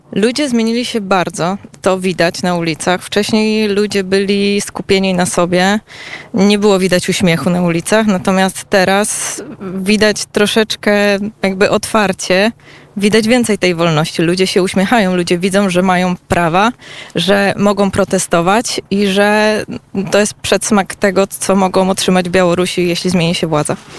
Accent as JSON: {"language": "Polish", "country": "Poland", "said": "jestem z Polski"}